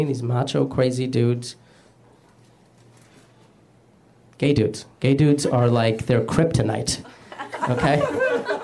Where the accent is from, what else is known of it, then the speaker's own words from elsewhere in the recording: Arizona, United States; I grew up in Arizona